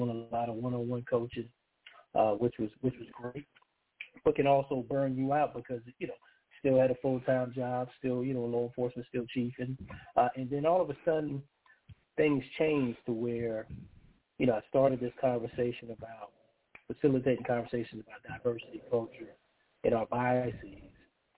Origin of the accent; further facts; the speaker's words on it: Charleston, South Carolina, United States; also born or lived in Harlem, New York; I was born in Harlem, New York, and lived there until I was about 10. Then I moved to Charleston, South Carolina with my family, you know, went to college.